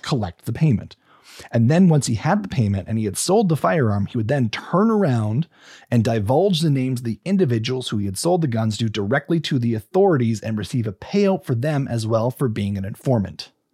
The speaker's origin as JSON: {"language": "English", "region": "British Columbia", "country": "Canada", "said": "we're British Columbians"}